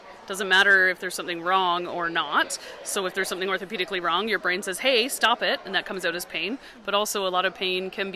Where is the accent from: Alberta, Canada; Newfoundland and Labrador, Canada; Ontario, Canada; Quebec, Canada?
Newfoundland and Labrador, Canada; now in Kelowna, Canada; I live in Kelowna, BC. I'm from Newfoundland